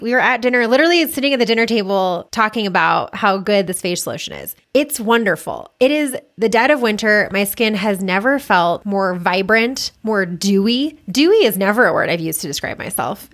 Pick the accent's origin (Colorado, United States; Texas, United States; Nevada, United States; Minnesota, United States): Colorado, United States; Boulder; I was born and raised in Boulder